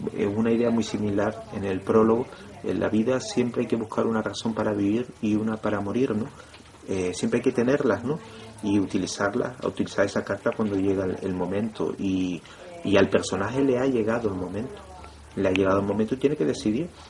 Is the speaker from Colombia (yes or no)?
no; Canary Islands, Spain; Nosotros los canarios